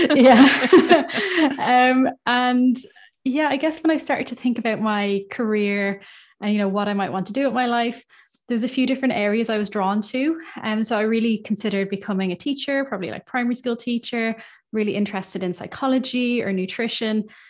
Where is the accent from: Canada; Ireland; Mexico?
Ireland; now in United Kingdom; I'm from Ireland. I'm based in the U K